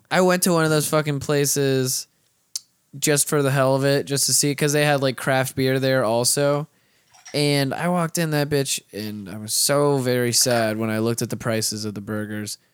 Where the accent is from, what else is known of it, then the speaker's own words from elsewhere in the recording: North Florida, United States; I'm from North Florida